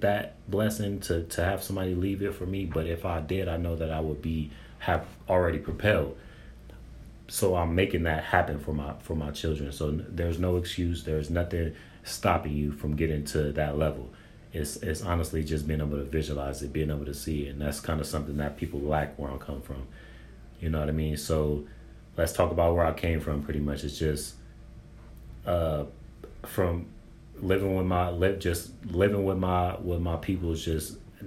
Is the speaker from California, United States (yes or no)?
yes; San Bernardino, California, United States; I'm from San Bernardino, California